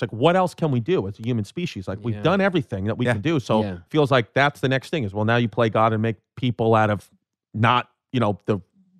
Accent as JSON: {"language": "English", "town": "Brooklyn", "region": "New York", "country": "United States", "said": "Yeah, well, we're from Brooklyn, so it's all Chinese to us."}